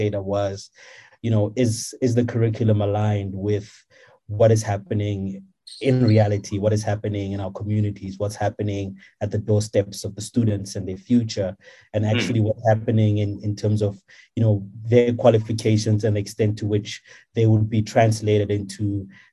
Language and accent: English; South Africa; moved away as an adult; growing up in Kharankua